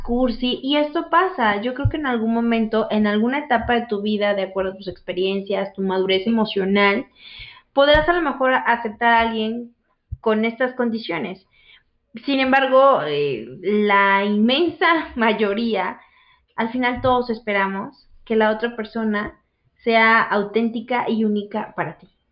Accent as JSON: {"language": "Spanish", "region": "Veracruz", "country": "Mexico", "said": "soy de Veracruz"}